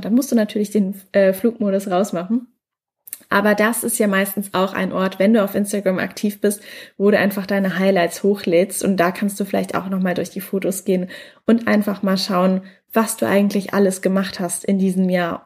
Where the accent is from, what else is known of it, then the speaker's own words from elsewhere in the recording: Mannheim, Baden-Württemberg, Germany; moved away; Gerade bin ich noch in meiner Heimatstadt in Mannheim